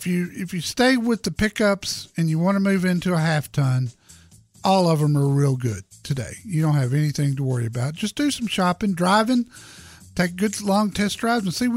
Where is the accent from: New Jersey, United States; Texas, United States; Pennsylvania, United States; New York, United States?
Texas, United States; I was born in Texas, never lived anywhere else